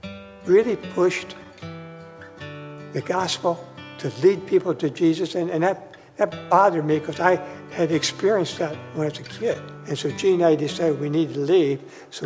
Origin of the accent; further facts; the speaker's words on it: Burgoon, Ohio, United States; also born or lived in Willard, Ohio; I attend Grace Point in Northwood. I was born in Willard, Ohio, and my folks moved to Burgoon. And so I attended, my home church was Burgoon. It was a EUB church when I grew up.